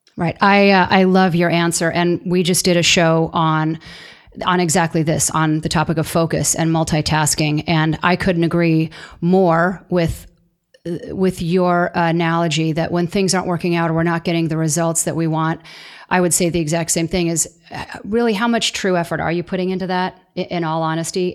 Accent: Southern California, United States; I'm from Southern California myself

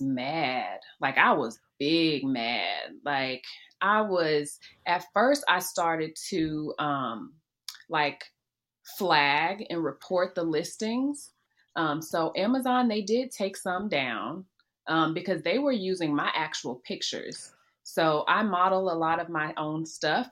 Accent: Memphis, Tennessee, United States; I'm from Memphis.

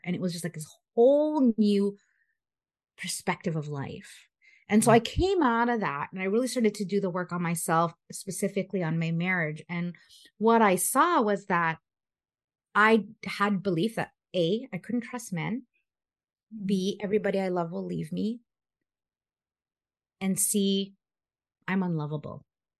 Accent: Philippines; being Filipino, it's all about family, having kids and babies and all that stuff and getting married.

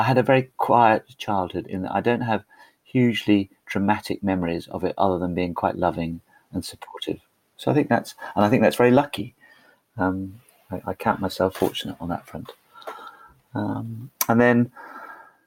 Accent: Denham, South East England, United Kingdom; also born or lived in London; I actually was born in London, and I'm living here 52 years later.

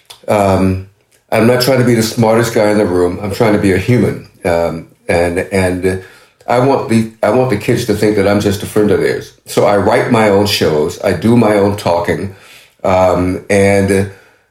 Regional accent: Norfolk, Virginia, United States; I was a young kid living in a housing project in Norfolk, Virginia, my hometown

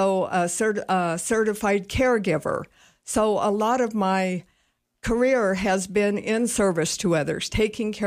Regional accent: Cheyenne, Wyoming, United States; also born or lived in Casper, Wyoming; now in Sheridan, United States; I grew up in Cheyenne. Actually born in Casper, but we moved to Cheyenne, and that's where I was raised.

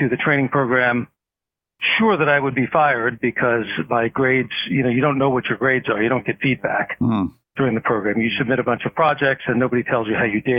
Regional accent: New York City, New York, United States; also born or lived in Washington, D.C.; I grew up in Brooklyn, New York

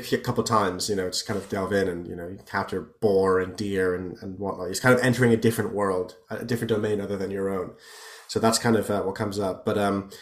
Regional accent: the Taunus, near Frankfurt, Hesse, Germany; I grew up, I'm half Irish and half German, and I grew up in a region of Germany near Frankfurt called the Taunus

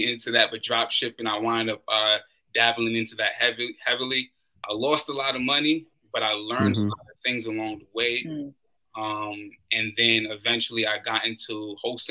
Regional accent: New York City, New York, United States; moved away; also born or lived in Florida; I'm originally from Brooklyn, I wind up moving to Florida

